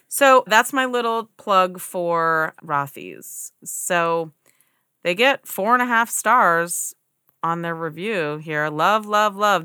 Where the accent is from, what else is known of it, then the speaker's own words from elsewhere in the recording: United States; as an American, we grow up with this standard